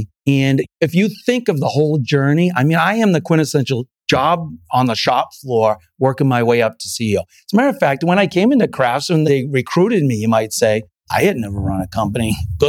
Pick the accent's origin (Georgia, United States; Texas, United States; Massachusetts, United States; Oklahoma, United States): Massachusetts, United States; Salem; also born or lived in Santa Barbara / New York / Pennsylvania / Illinois; So I was born in Santa Barbara, grew up mostly in Salem, Massachusetts, lived in 2 years in New York and then 12 years in Pennsylvania, in Amish country and 8 years in Illinois.